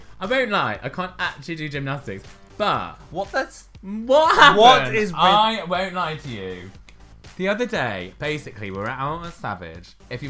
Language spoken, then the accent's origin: English; Leicester, East Midlands, United Kingdom; I'm actually not from India, I'm from Leicester.